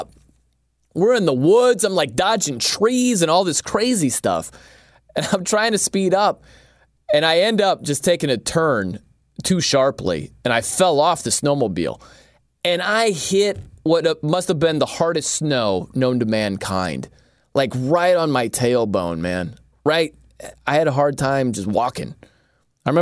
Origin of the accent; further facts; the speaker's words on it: South Bend, Indiana, United States; moved away; I'm from South Bend, Indiana